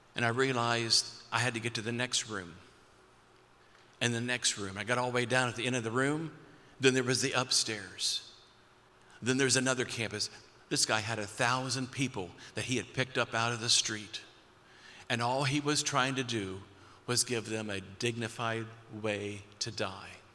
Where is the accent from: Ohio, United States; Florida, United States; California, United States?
Ohio, United States; Perry County; your speaker tonight is a, is a kid from Perry County